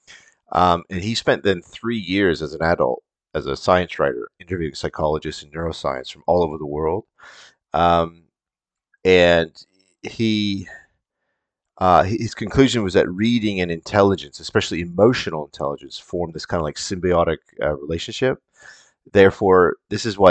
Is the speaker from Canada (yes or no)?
yes; Canada; as a Canadian kid